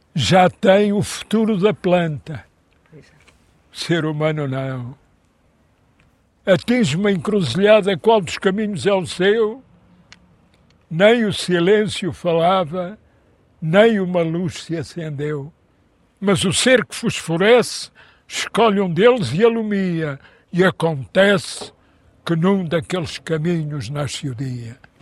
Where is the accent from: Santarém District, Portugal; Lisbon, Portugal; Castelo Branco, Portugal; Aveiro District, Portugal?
Lisbon, Portugal; Eu nasci em Lisboa já